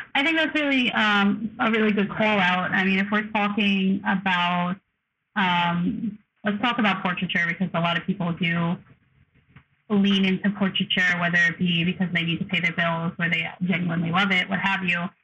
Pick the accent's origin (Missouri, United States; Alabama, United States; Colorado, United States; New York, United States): New York, United States; I'm from the Northeast. I'm from New York. I'm from a very I think specific type of upbringing